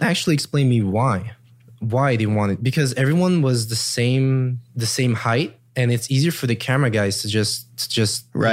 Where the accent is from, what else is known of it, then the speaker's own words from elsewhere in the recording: Luxembourg; also born or lived in Germany; now in Los Angeles, United States; I come from Luxembourg.